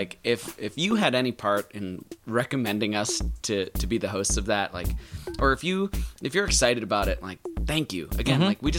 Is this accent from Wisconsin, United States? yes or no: yes; Wisconsin, United States; now in Florida, United States; I'm from Wisconsin